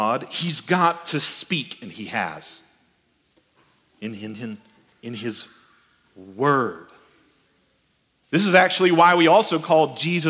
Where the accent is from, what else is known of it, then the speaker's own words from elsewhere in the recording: South Georgia, United States; also born or lived in Paris, Texas; I was born in Paris, Texas, but we moved to South Georgia when I was really a little kid